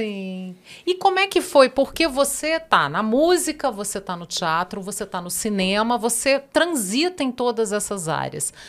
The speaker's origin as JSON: {"language": "Portuguese", "town": "Brasília", "region": "Federal District", "country": "Brazil", "tie": "born or raised there", "said": "eu sou da geração de 70 em Brasília, eu sou, da, digamos, da segunda geração"}